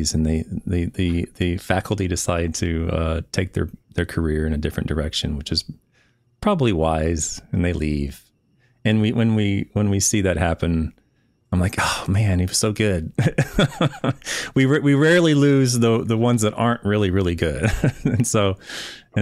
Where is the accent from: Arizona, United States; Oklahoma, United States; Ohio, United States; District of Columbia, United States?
Oklahoma, United States; Shawnee; I'm from Oklahoma. So my hometown is Shawnee.